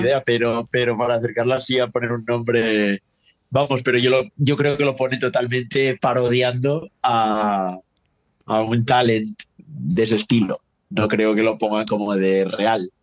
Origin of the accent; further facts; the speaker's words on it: northern Spain, Spain; yo soy del norte de España y en el norte somos así como más, más fríos.